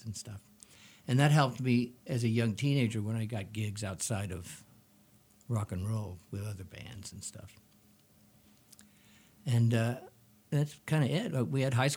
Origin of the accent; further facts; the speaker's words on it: Coronado, California, United States; also born or lived in Alpine, California; I grew up in Coronado